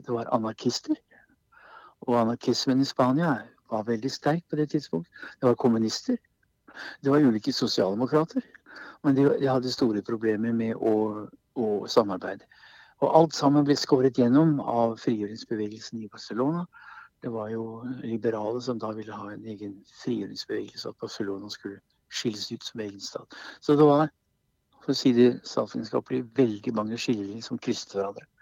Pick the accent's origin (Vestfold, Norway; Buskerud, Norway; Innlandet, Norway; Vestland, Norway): Buskerud, Norway; Kongsberg; Vi satt hjemme på Kongsberg